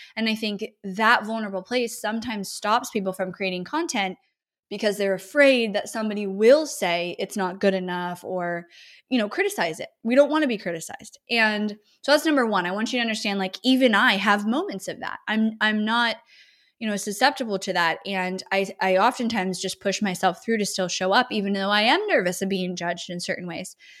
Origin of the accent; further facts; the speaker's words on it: Northern California, United States; moved away as an adult; now in Austin, United States; growing up in California, especially Northern California